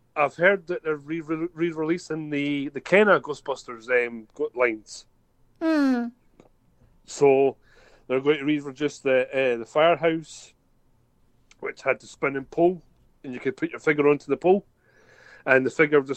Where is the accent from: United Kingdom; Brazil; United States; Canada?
United Kingdom; Scotland; a Scottish Trekkie on YouTube